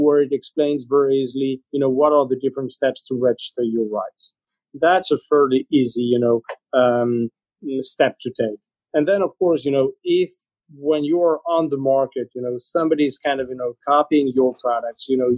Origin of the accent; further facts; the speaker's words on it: Spain; moved away; I'm originally from Spain